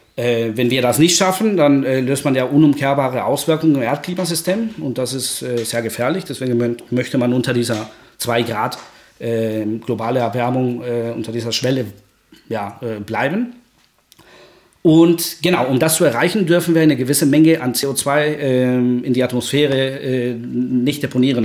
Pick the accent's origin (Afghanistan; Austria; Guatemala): Guatemala; German is a second language; now in Germany; ich komme aus Guatemala, das ist ja Mittelamerika.